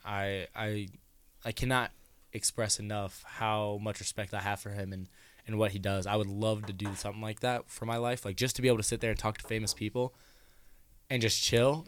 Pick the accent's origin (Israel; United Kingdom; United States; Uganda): United States; Denison; we grew up together in Denison